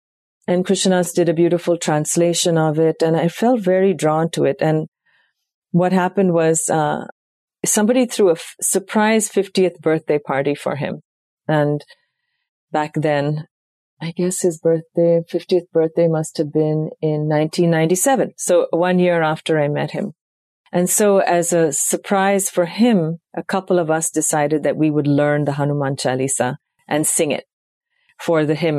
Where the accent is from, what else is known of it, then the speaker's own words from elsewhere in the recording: South India, India; That was the first time I heard it, even though I was raised in India. It wasn't part of our South Indian tradition.